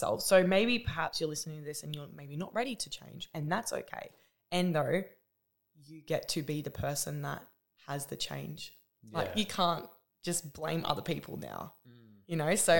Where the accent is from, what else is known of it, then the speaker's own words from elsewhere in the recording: Newcastle, New South Wales, Australia; I'm from New South Wales in Newcastle